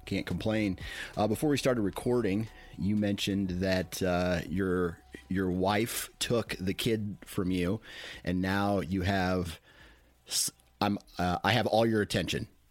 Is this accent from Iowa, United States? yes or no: yes; Mount Pleasant, Iowa, United States; I grew up in Mount Pleasant